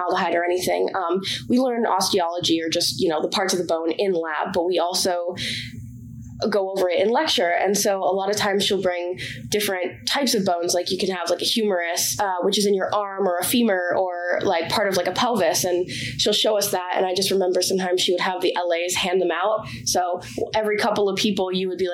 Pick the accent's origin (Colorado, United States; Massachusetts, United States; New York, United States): Massachusetts, United States; Bedford; I'm from Bedford, Massachusetts, which is about 45 minutes northwest of here.